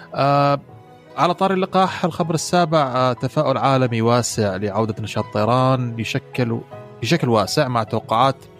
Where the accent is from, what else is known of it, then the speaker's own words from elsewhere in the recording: United Arab Emirates; عندنا في الامارات